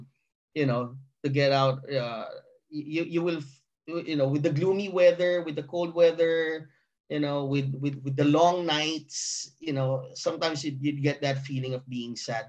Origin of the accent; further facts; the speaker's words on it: Philippines; moved away as an adult; now in Vancouver, Canada; I'm a Filipino by heart still, dual citizen.